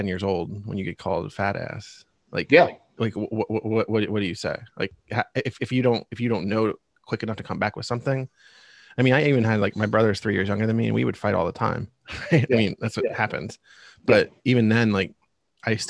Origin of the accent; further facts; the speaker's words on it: Reading, Pennsylvania, United States; I'm born and raised in Reading, Pennsylvania